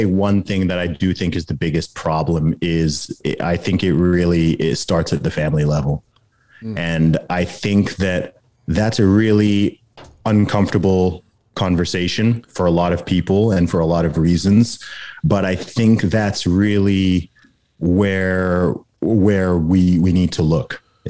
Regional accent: Saudi Arabia; Actually, every Friday, not every Sunday, because I grew up in Saudi Arabia. So Friday is the Sabbath there.

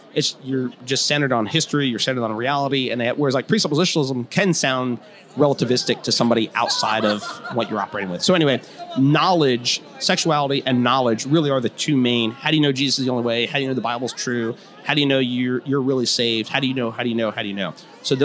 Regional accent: Cleveland, Ohio, United States; I just grew up outside of Cleveland, so I love the Browns

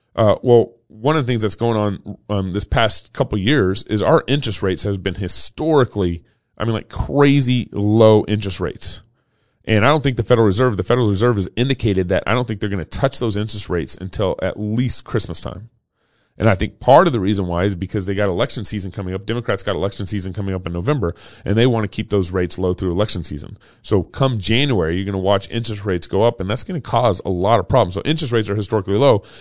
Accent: Texas, United States; growing up in Texas in the 80s.

